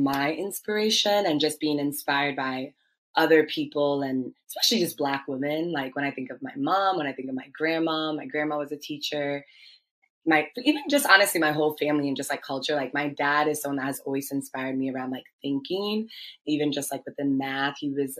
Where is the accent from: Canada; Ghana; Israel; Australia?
Ghana; also born or lived in Washington, D.C., United States; I'm Ghanaian. I'm Ghanaian American. I was born in the States, actually in DC, and both my parents are Ghanaian and made the decision for both my brother and I to live in Ghana as kids first